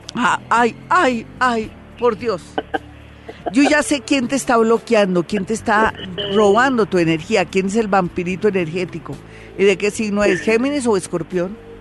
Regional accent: Colombia; como colombiano

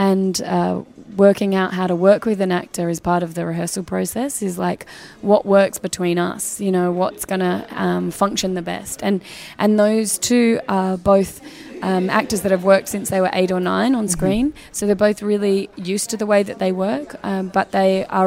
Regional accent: Australia; as an Australian coming

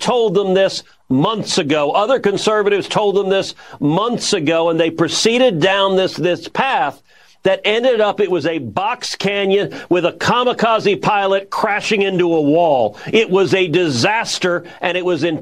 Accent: Texas, United States; as a Texan

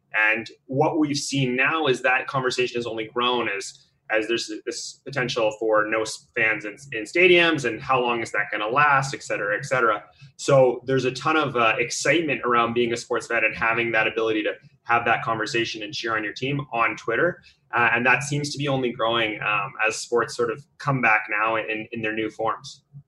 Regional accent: West Coast, British Columbia, Canada; I'm actually from the West Coast

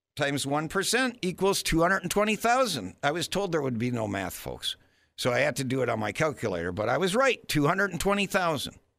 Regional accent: Florida, United States; national committeeman for the Florida Young Republicans

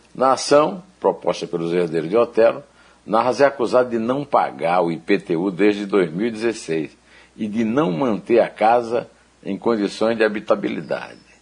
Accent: Uiraúna, Paraíba, Brazil; moved away; muito perto de Uiraúna, onde eu nasci

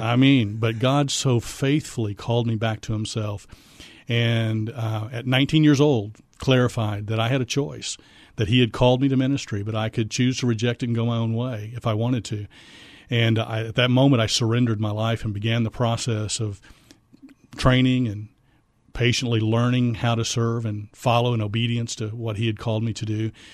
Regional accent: Missouri, United States; moved away as an adult; also born or lived in Fort Worth, Texas; now in San Antonio, United States; I'm originally from Missouri

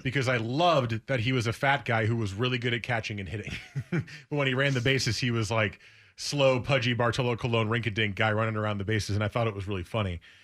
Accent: United States; I grew up in New York or New Jersey

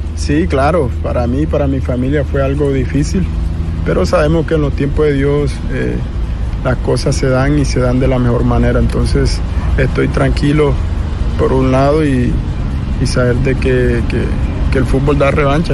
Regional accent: Colombian Caribbean coast, Colombia; mi tierra, ¿no? Como costeño que soy

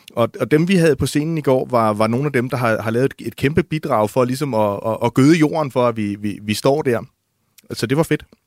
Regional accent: Odense, Southern Denmark, Denmark; i Odense, hvor jeg er fra

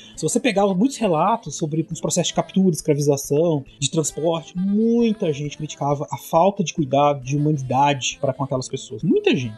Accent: Brazil; eu e o César somos brasileiros

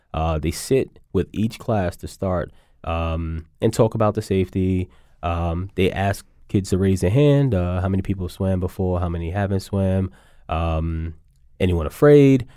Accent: New York City, New York, United States; growing up in New York

